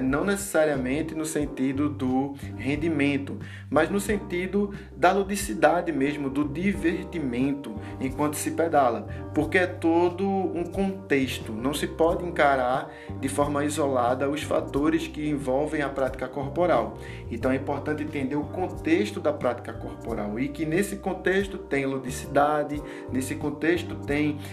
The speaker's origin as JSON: {"language": "Portuguese", "town": "Olinda", "region": "Pernambuco", "country": "Brazil", "said": "eu sou daqui de Pernambuco e sou mais especificamente de Olinda"}